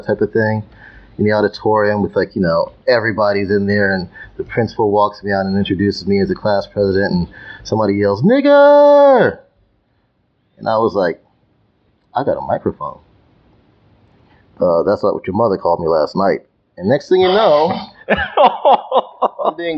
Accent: Nashua, New Hampshire, United States; moved away; When I lived in Nashua

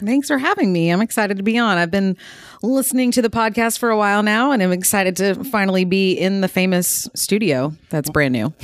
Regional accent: Nashville, Tennessee, United States; I'm actually from the Nashville area originally

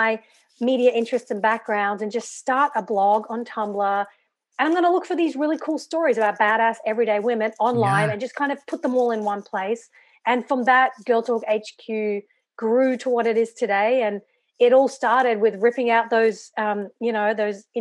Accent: Brisbane, Queensland, Australia; also born or lived in England; I grew up in Brisbane, which is in the state of Queensland

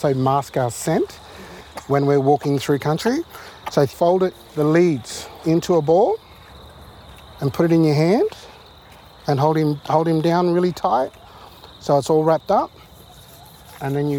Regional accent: Yaegl Bundjalung country, New South Wales, Australia; I'm from the Yarrakal Bundjalung, which means that I come from the black sand of the saltwater nation

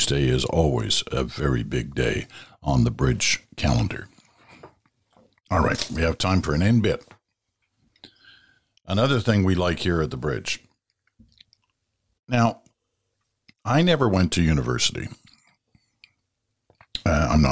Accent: Stratford, Ontario, Canada; I grew up in Stratford, Ontario, went to high school, or went to primary school and high school in Stratford

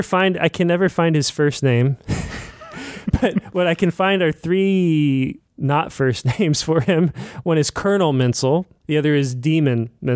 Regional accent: Midwest, United States; The other baggage that I brought was just being a Midwesterner, and I didn't realize how big a deal that was or would be to me reading this book.

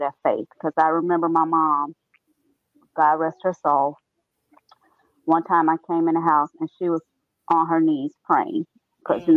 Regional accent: Gary, Indiana, United States; I grew up in a rough neighborhood in Gary, Indiana.

